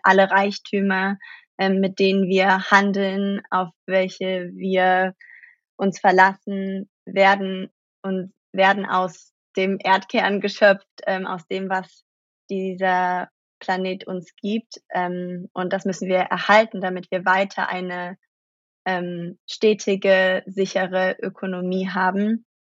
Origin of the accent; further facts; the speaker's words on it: Germany; moved away as an adult; now in New York, United States; geboren in Deutschland